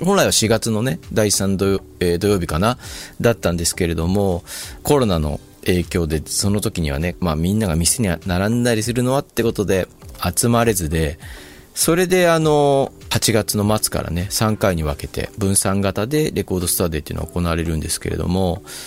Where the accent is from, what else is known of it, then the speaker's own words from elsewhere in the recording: Shizuoka, Japan; 僕田舎の出身だったんで